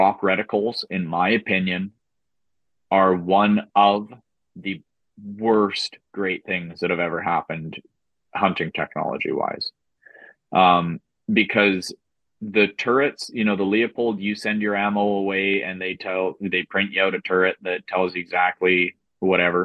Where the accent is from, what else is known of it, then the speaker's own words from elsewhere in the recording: Saskatchewan, Canada; growing up in Saskatchewan in the flatlands